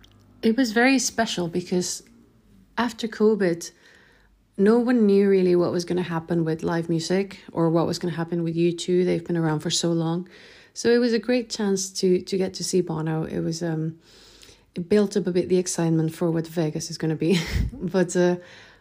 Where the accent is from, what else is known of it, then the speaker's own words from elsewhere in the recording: Chile; now in Sweden; I'm originally from Chile, but I live in Sweden